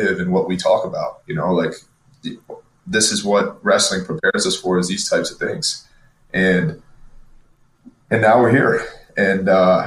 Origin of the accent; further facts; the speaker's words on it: Michigan, United States; I grew up in Michigan